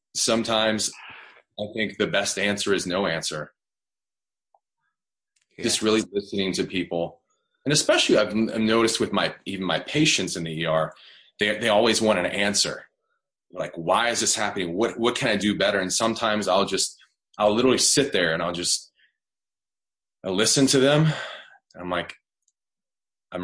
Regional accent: the South, United States; I'm from the South. I don't know if you know anything about the South. They have a little, like, Southern draw

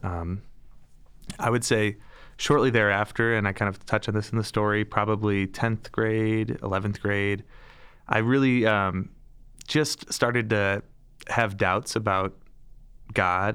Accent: Detroit, Michigan, United States; moved away as an adult; also born or lived in St. Louis, Missouri / Milwaukee, Wisconsin; So I was born and raised in Metro Detroit.

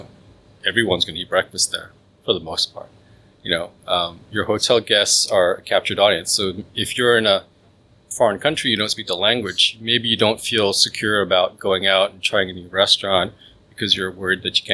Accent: Malaysia; I'm Malaysian.

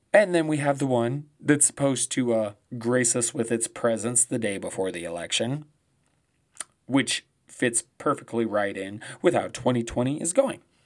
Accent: Colorado, United States; my home state of Colorado

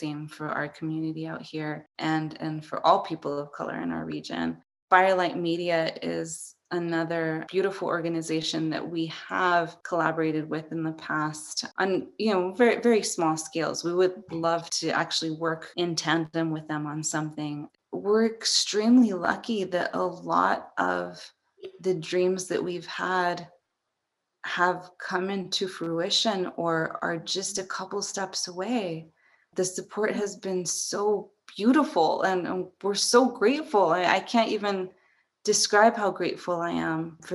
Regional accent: El Paso, Texas, United States; moved away as an adult; also born or lived in San Francisco / Juarez; I was born in El Paso and grew up in El Paso, just going over to Juarez to visit family.

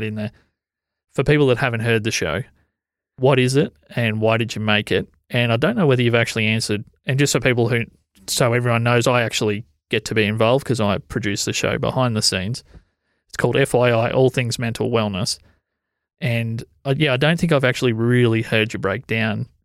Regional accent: Corryong, Victoria, Australia; moved away; I grew up in Coryong

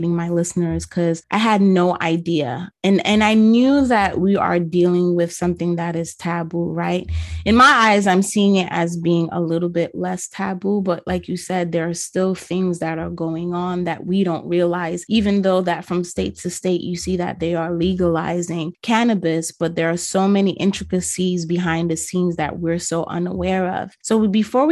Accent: New York City, New York, United States; I'm a New Yorker, so I'm using the slang terms

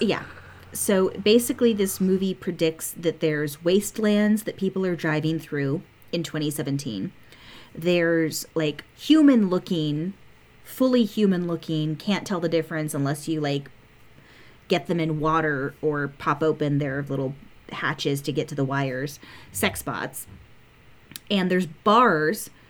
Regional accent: United States; as an American

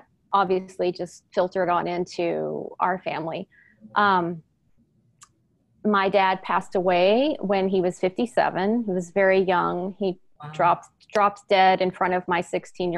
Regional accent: Houston, Texas, United States; now in East Bay, United States; I was born and raised in Houston, Texas

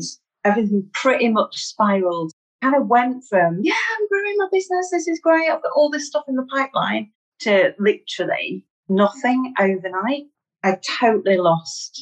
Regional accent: Manchester, North West England, United Kingdom; accent: Mancunian; I'm from Manchester in the northwest of England. I'm a Mancunian.

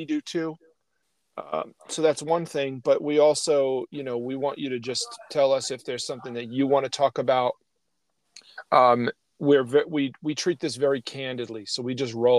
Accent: New York City, New York, United States; I'm from Brooklyn too.

